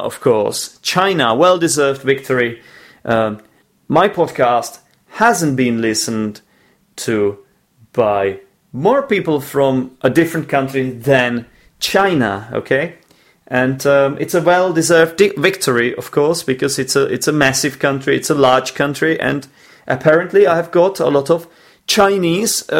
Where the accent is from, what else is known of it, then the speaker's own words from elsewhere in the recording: Czechia; the Czech Republic, my home country